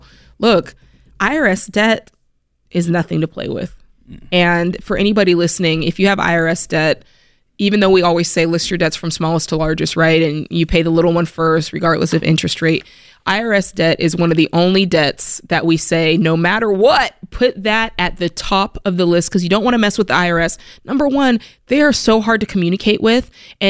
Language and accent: English; Florida, United States; I had some friends come see me that you guys know I'm from South Florida. And so I miss my friends.